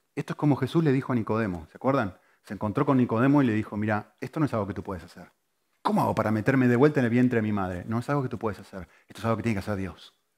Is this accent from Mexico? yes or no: no; Argentina; moved away; yo soy argentino